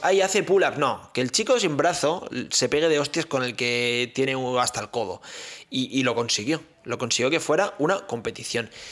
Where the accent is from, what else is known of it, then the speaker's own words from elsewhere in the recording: Catalonia, Spain; yo soy catalán